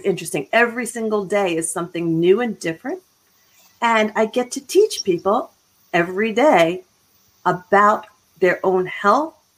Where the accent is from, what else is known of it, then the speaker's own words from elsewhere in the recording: Philadelphia, Pennsylvania, United States; moved away as an adult; also born or lived in Boston / Chicago / Florida; now in Abilene, United States; I am originally from Philadelphia.